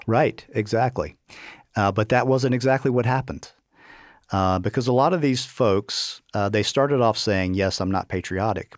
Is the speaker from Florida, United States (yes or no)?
no; Virginia, United States; I grew up in Virginia